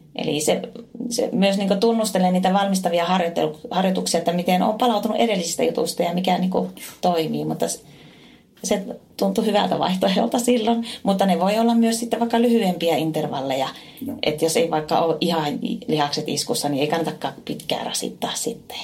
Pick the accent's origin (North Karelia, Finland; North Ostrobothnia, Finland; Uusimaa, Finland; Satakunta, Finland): North Ostrobothnia, Finland; Oulu; aika paljon teen semmoisia hommia tuolla kotipuolessa Oulussa